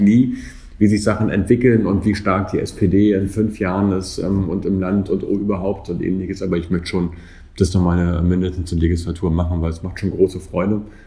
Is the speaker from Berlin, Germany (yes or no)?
yes; Berlin, Germany; also born or lived in Friedrichshain, Berlin; bin aber der Ehrlichkeit halber kein gebürtiger Neuköllner, sondern gebürtiger Friedrichshainer und dann in der Kindheit hergezogener Neuköllner